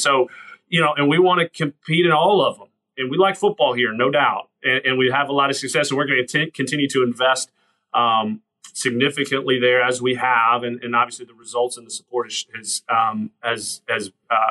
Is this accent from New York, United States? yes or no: no; Atlanta, Georgia, United States; now in Clemson, United States; growing up in Atlanta, I go to school, Georgia Tech